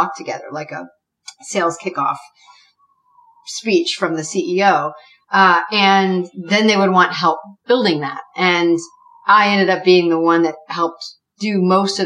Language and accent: English; New England, United States; also born or lived in Dallas; New Englander